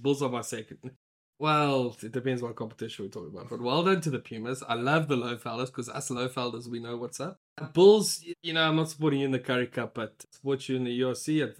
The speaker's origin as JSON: {"language": "English", "country": "South Africa", "said": "We're also South African."}